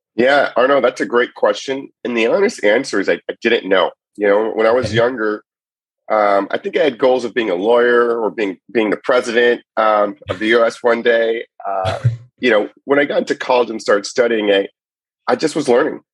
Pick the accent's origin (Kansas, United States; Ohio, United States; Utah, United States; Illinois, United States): Ohio, United States; Cleveland; also born or lived in Chicago; now in San Francisco Bay Area, United States; I grew up in Cleveland and I was a big Cleveland sports fan.